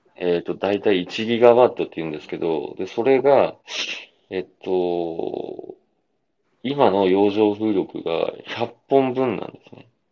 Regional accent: Kaminoshima, Nagasaki area, Japan; 私の地元の上野島のあたりとか、

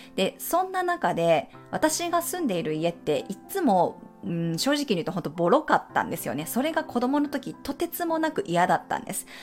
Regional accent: Japan; moved away as an adult; also born or lived in United States / Mexico

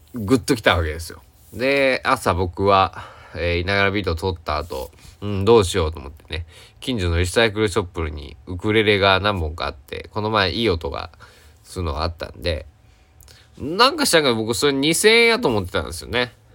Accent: Kochi, Japan; 高知県佐久市、僕の地元

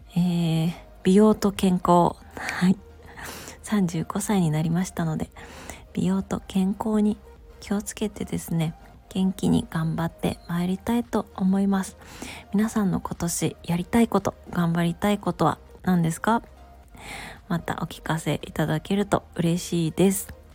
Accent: Gifu, Japan; moved away; also born or lived in Komono, Mie; 私は実家の岐阜県に帰省していま

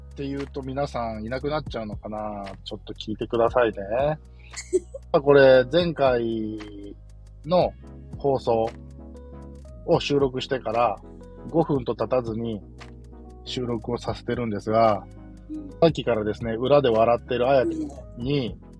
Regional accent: Kansai, Japan; accent: Kansai dialect; also born or lived in Nagoya; 僕関西人なので、これが関西弁なのか

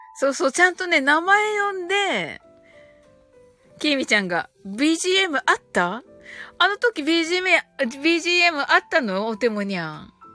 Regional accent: Kumamoto, Japan; 熊本生まれ

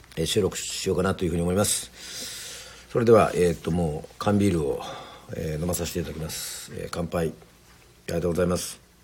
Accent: Yoron, Kagoshima, Japan; その水で要は生まれ育って

